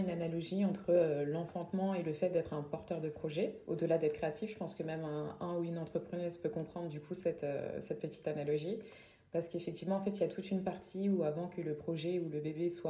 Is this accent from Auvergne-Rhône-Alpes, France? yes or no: no; Île-de-France, France; accent: Parisian; En tout cas, dans mon accent français, puisque euh, du coup, j'ai l'accent parisien.